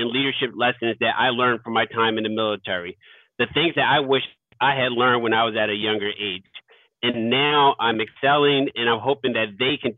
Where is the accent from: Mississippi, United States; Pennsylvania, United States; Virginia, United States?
Pennsylvania, United States; Philadelphia; I grew up in South Philadelphia. So I grew up in one of those at risk neighborhoods where it was tough, um, where you kind of had to struggle to get by. You know, it's, it's a deeply impoverished neighborhood.